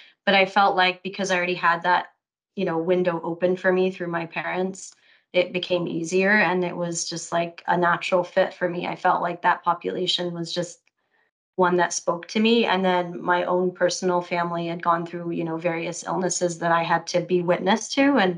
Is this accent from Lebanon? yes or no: yes; Lebanon; also born or lived in Saudi Arabia; now in Austin, United States; I'm originally Lebanese. But I was born in Saudi Arabia in what I call a bubble.